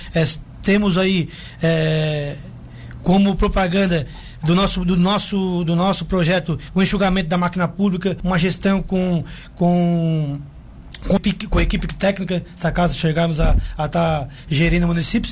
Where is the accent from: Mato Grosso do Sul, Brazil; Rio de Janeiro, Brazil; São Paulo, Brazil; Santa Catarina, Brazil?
Santa Catarina, Brazil; Jaguaruna; sou natural do município de Jaguaruna, sou... sou nascido no hospital de, de, Jaguaruna, me criei no bairro Campo Bom